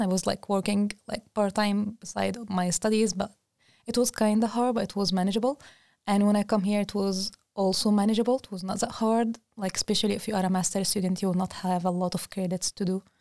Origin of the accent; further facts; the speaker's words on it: Egypt; moved away as an adult; now in Linköping, Sweden; I'm also from Egypt